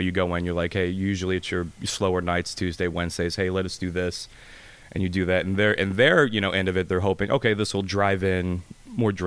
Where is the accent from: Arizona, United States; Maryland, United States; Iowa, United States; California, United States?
Arizona, United States; Phoenix; also born or lived in Atlanta / New Orleans / Baton Rouge, Louisiana; I grew up out here.